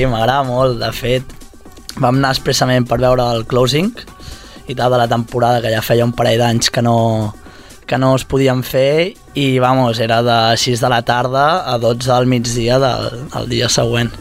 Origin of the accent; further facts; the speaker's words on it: Girona, Catalonia, Spain; also born or lived in Costa Brava; now in Barcelona, Spain; jo sóc gironí, de Girona, uh -huh. però visc a la Costa Brava i i a Barcelona també